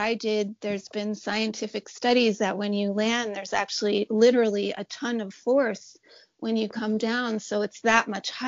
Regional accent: New York City, New York, United States; I grew up in New York City.

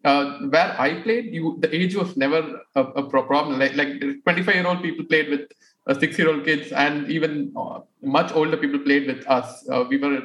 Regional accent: Mumbai, Maharashtra, India; I grew up in Bombay

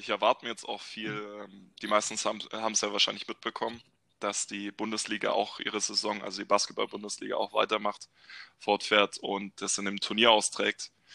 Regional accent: Bavaria, Germany; moved away as an adult; also born or lived in Baden-Württemberg; ich bin ursprünglich ein Bayer, tatsächlich

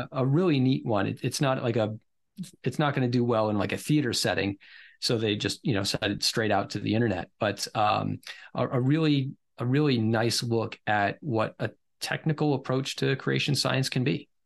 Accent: Rhode Island, United States; moved away as an adult; also born or lived in Pennsylvania / South Dakota; I ended up boomeranging back to my home state of Rhode Island

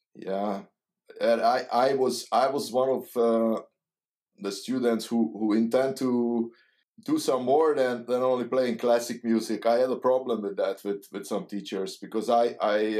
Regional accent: Hungary; English is a second language; moved away as an adult; now in Netherlands; I I'm come from Hungary, and uh, it was a communism

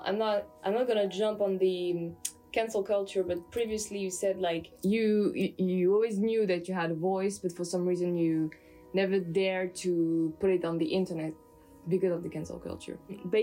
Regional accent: France; accent: French; English is a second language; Like, well, there's my accent, which I don't mind, because sometimes I listen to myself and I say, and I'm like, okay, now there I sound French, or there my accent's getting better.

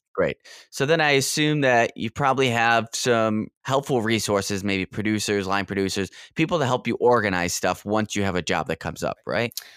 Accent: Rochester, New York, United States; Rochester, New York, which is my hometown

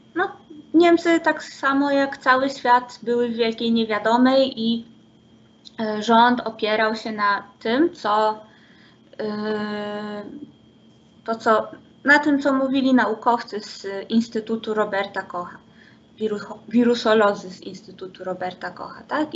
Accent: Poland; moved away as an adult; also born or lived in Szczecin / Germany; my Polacy z Erasmusa

